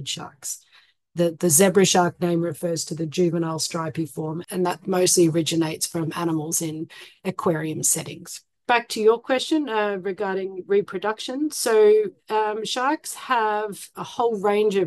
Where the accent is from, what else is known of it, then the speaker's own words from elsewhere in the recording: Canberra, Australian Capital Territory, Australia; where I grew up in Canberra, which is the capital of Australia